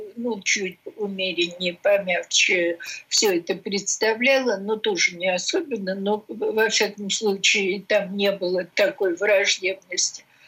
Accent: Russia; я из России

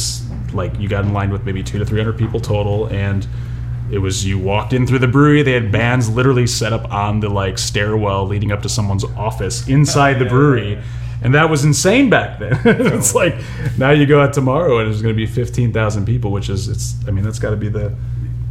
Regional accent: Dyer, Indiana, United States; moved away as an adult; now in California, United States; I grew up in Northwest Indiana. My folks are from Dyer. That's where I grew up. I've been in California for going on 11 years

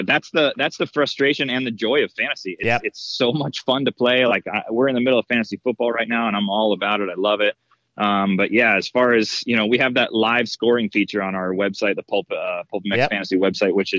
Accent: Florida, United States; moved away as an adult; now in California, United States; I'm born and raised in Florida. I moved out to California in 2008 to take a job at Pro Circuit.

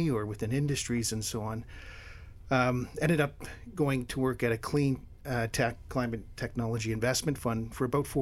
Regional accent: Hamilton, Ontario, Canada; also born or lived in Windsor, Ontario / Thunder Bay, Ontario; now in Ottawa, Canada; I was born in Hamilton, Ontario, which is halfway between Toronto and Niagara Falls

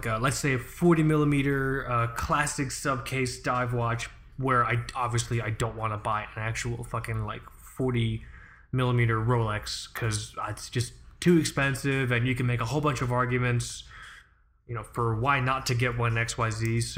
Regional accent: England, United Kingdom; I am unashamedly English.

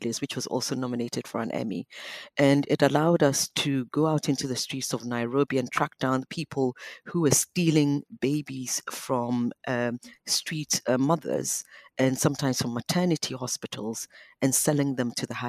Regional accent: Ghana; now in London, United Kingdom; I'm an insider as a Ghanaian

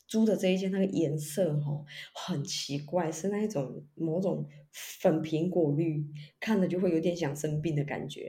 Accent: Kaohsiung, Taiwan; 我们高雄人，妈妈都很淳朴

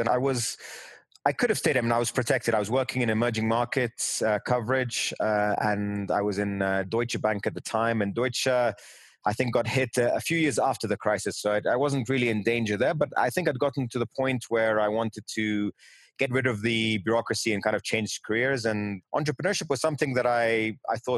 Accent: London, United Kingdom; also born or lived in New York, United States; My parents then moved to London, which is where I grew up kind of in more of my formative years

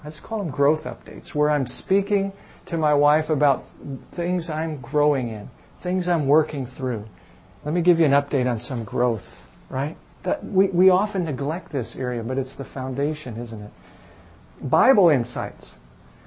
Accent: Chicago, Illinois, United States; moved away; I'm from Chicago

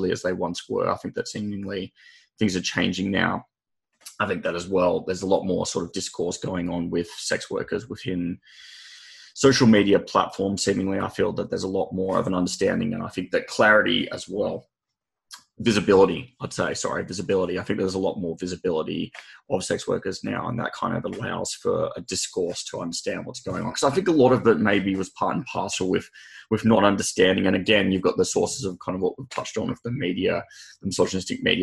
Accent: Sydney, New South Wales, Australia; I hail from Sydney. I'm in Sydney right now

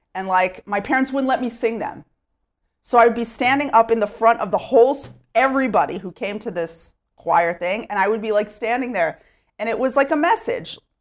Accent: Sherman, Texas, United States; moved away as an adult; now in Efrat, Israel; I grew up in Sherman, Texas

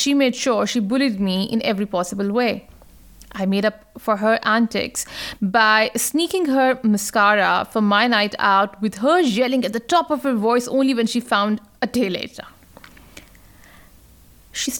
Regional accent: Pakistan; now in Australia; my home country, Pakistan

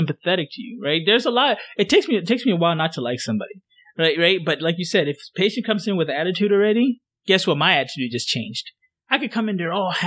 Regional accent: Ghana; moved away; I'm from Ghana.

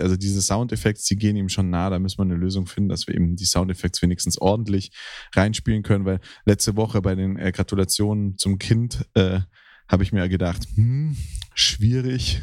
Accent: Hüfingen, Baden-Württemberg, Germany; moved away; Hüfingen ist im Schwarzwald bei mir, da wo ich aufgewachsen bin.

